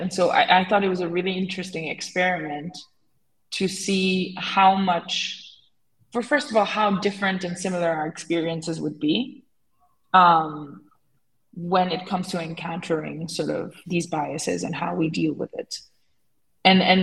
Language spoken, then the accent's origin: English; Senegal; I grew up in Senegal